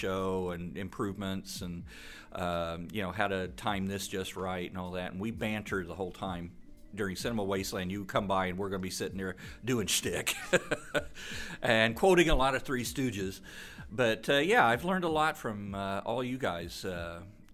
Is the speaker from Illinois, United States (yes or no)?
yes; Illinois, United States; moved away; I'm originally from Illinois, and we didn't have very many horror hosts